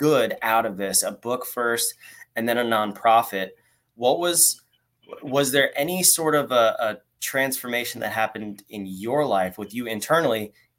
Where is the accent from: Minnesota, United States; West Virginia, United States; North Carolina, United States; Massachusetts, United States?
North Carolina, United States; Michelle DeWitt from my home state over here. She's on the other side of North Carolina. I'm in Raleigh.